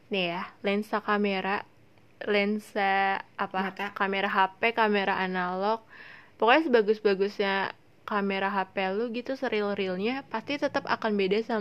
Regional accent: Indonesia; gue bule Asia Indonesia tapi bukan yeah. Asia di Korea

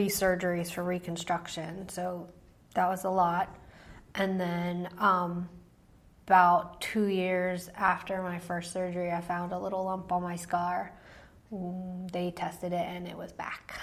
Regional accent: outside Philadelphia, Pennsylvania, United States; I grew up in Pennsylvania, outside Philly

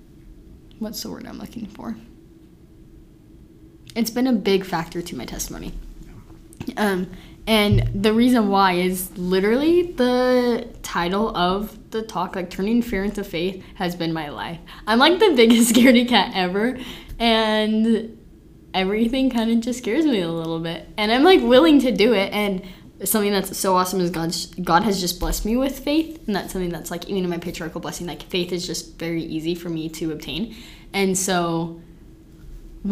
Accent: Tooele, Utah, United States; now in Utah County, United States; We're both from Tooele

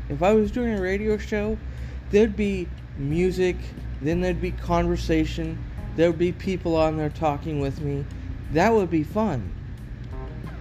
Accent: Oregon, United States; moved away; I'm from Oregon

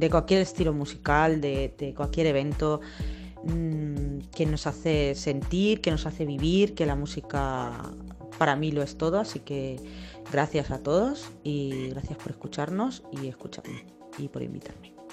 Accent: Castilla-La Mancha, Spain; mi comida favorita, como buena manchega, porque yo soy manchega, eh, ya he dicho que eh, soy de Campo de en un pueblo de Ciudad Real

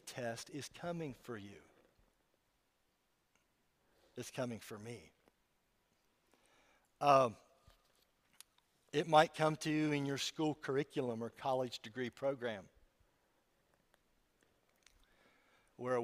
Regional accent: West Virginia, United States; I'm from West Virginia

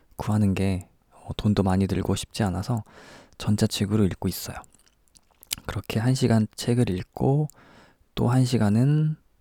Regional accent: South Korea; now in Tokyo, Japan; 저는 일본에 살고 있는 한국 사람입니다.

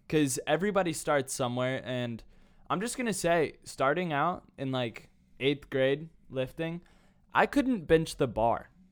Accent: Carmel, Indiana, United States; moved away as an adult; now in Nashville, United States; from Carmel, Indiana. That is my hometown.

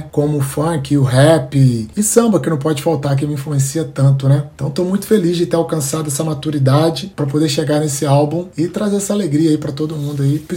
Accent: Belo Horizonte, Minas Gerais, Brazil; moved away as an adult; now in Rio de Janeiro, Brazil; Bom, eu sou natural de BH, minha, nasci na Zona Leste, Alto Vera Cruz, minha quebrada, e há dois anos moro no Rio.

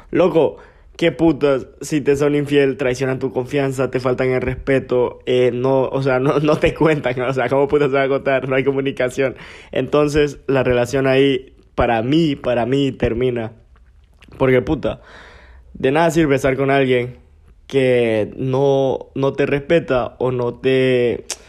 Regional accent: Gracias, Lempira, Honduras; moved away as an adult; now in San Pedro Sula, Honduras; Nací en Gracias, crecí en Gracias, me hicieron Gracias y todo

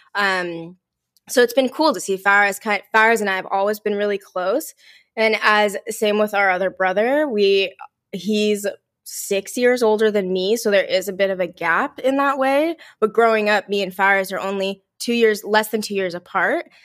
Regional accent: Mountain View, California, United States; I was born and raised in Mountain View

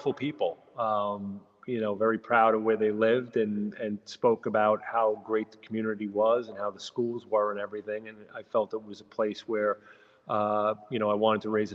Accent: Deer Park, New York, United States; moved away as an adult; now in East Meadow, United States; I grew up in Deer Park in Suffolk County, and it was a tight-knit community

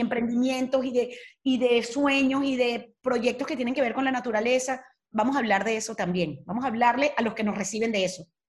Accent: Venezuela; moved away as an adult; now in Spain; adoro mi país

